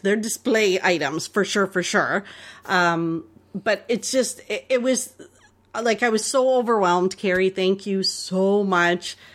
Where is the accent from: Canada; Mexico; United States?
Canada; accent: Canadian; our Canadian accents